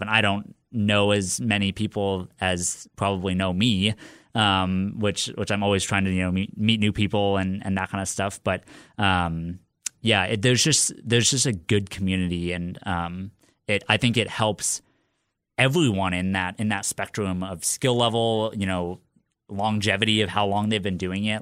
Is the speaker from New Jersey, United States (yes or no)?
no; Lincoln, Nebraska, United States; I was born and raised in Lincoln